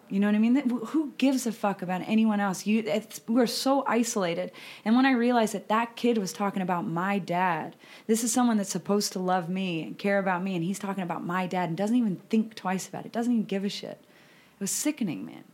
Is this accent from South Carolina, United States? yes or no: no; about 90 minutes from Denver, Colorado, United States; moved away; about an hour and a half bus ride away from my hometown